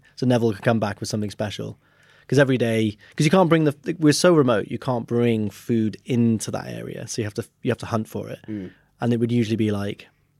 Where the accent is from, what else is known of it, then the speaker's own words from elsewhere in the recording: Wales, United Kingdom; Because I'm Welsh, that's it.